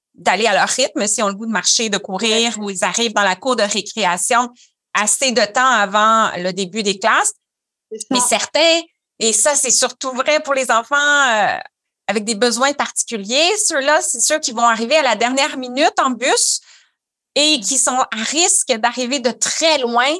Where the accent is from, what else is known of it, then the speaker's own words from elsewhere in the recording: Quebec, Canada; je suis ergothérapeute québécoise, canadienne